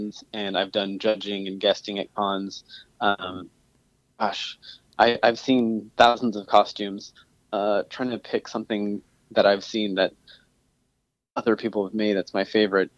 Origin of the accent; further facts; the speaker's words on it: Southern California, United States; moved away as an adult; now in Seattle, United States; So I was born and raised in Southern California, and then moved to Seattle about 7 years ago